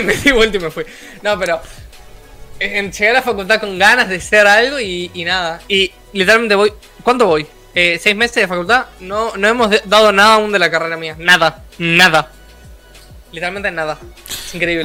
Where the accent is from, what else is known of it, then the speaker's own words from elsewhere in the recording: Uruguay; yo, que soy de Latinoamérica